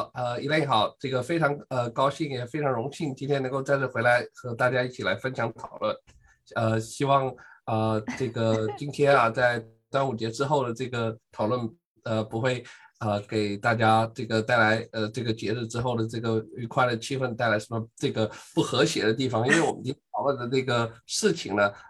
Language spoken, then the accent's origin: Chinese; Shanghai, China; now in Urbana-Champaign, United States; 我们上海话，